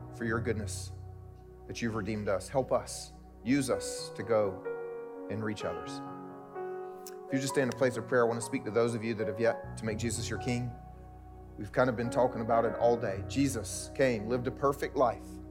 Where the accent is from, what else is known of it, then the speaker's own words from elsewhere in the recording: the South, United States; because I'm a Southerner and that's what we do here in the South